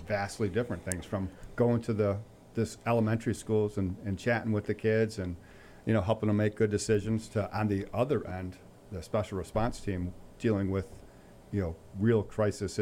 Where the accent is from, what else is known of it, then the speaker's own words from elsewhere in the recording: Pittsfield, Massachusetts, United States; I grew up in Pittsfield, graduated from PHS, went to Westfield State College